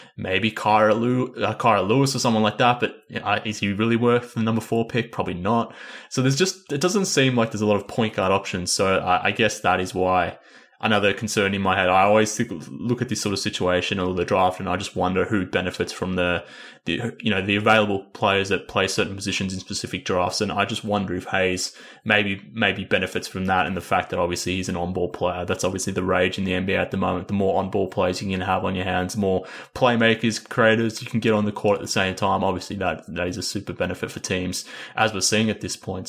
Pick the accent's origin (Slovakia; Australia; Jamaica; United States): Australia; I'm from Australia.